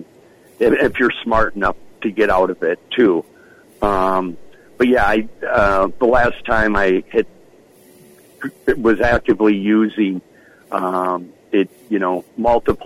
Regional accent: Midwest, United States; growing up in the Midwest

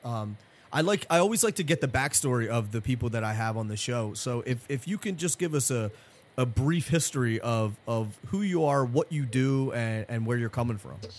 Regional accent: Philadelphia, Pennsylvania, United States; now in New Jersey, United States; I am from originally from Philadelphia

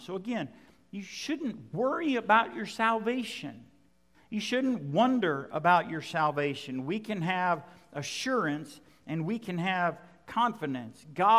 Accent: Western Oklahoma, United States; growing up in Western Oklahoma

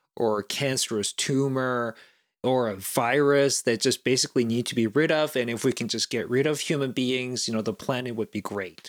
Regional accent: South Korea; moved away; growing up in South Korea, it was right around the time when, you know, there was the Summer Olympics in Seoul in nineteen eighty-eight

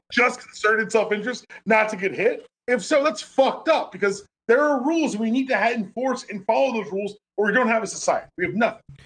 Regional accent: Atlanta, Georgia, United States; I grew up in Buckhead before it became Buckhead, but it's Buckhead now

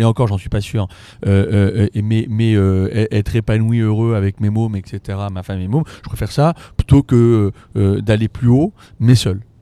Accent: Paris, Île-de-France, France; je suis parisien

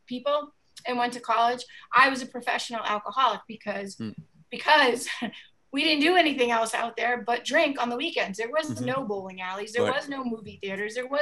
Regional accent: Nantucket, Massachusetts, United States; I'm from Nantucket

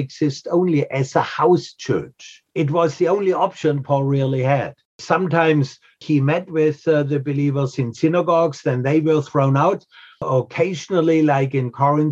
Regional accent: Germany; now in New England, United States; I'm from Germany

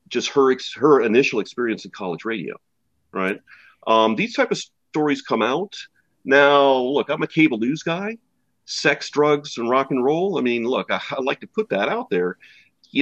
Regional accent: New Orleans, Louisiana, United States; moved away; also born or lived in Atlanta; I'm not an Atlanta person. I grew up in New Orleans

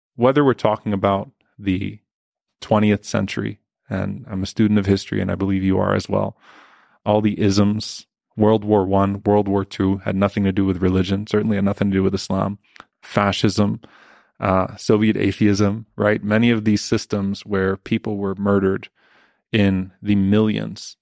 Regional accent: New Orleans, Louisiana, United States; now in Dallas, United States; I grew up in Louisiana

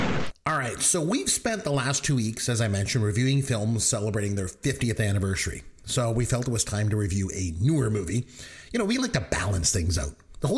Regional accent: Midwestern Ontario, Canada; growing up in Midwestern Ontario, Canada

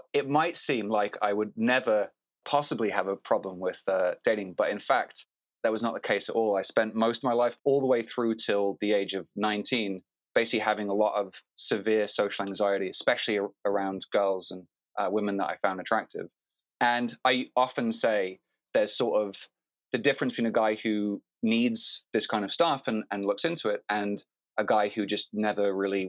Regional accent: London, United Kingdom; also born or lived in Phoenix, United States; now in Los Angeles, United States; I grew up in London to two American parents, New Yorkers living in London.

